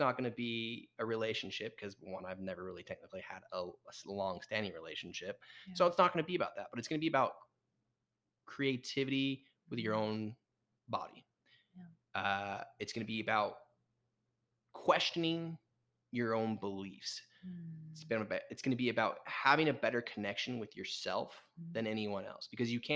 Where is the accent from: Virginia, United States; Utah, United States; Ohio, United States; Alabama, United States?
Utah, United States; also born or lived in San Diego; we grew up in Utah